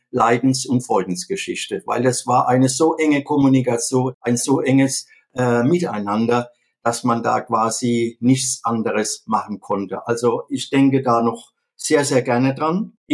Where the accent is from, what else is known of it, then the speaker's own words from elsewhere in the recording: Viernheim, Hesse, Germany; Ich komme aus Viernheim das liegt mitten in der wirtschaftsstarken Metropolregion Rhein-Neckar vor den Toren von Mannheim und auch in der Nähe von Heidelberg und Ludwigshafen.